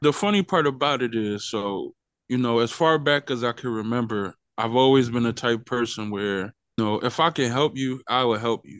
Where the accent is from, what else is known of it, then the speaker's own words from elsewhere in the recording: Philadelphia, Pennsylvania, United States; moved away as an adult; now in Wichita, United States; I'm originally from Philadelphia, Pennsylvania